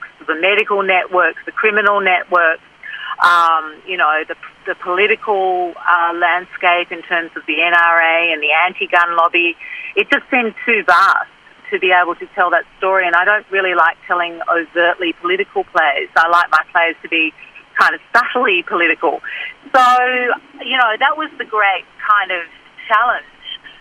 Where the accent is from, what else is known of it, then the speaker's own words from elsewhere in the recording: Australia; I'm an Australian